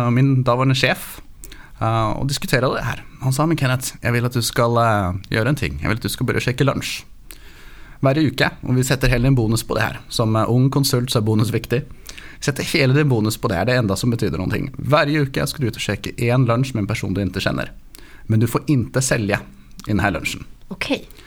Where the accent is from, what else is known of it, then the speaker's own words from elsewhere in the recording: Oslo, Norway; born there; accent: Norwegian; Swedish is a second language; Som du hör så bryter jag lite på norsk. Mm. Jag är um, född i Oslo, mamma är från San Francisco.